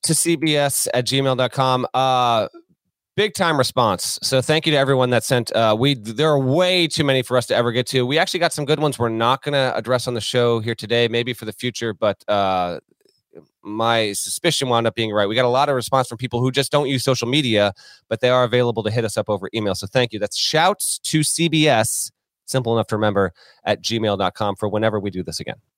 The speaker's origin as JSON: {"language": "English", "region": "Vermont", "country": "United States", "tie": "born or raised there", "said": "I grew up in Vermont"}